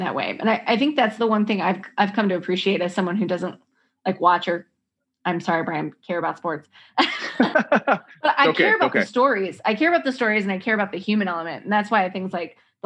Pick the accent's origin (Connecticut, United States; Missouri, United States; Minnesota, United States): Minnesota, United States; my hometown in Minnesota.